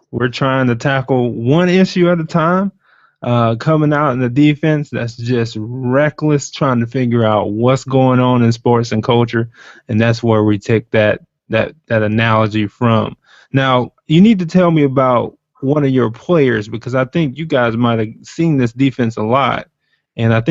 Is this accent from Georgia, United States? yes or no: yes; Georgia, United States; I'm from Georgia.